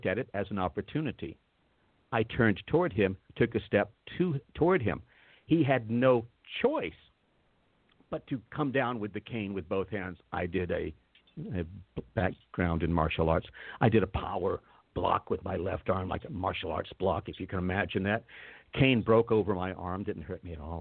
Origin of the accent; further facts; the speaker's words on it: North Carolina, United States; moved away as an adult; I'm back in North Carolina, near my hometown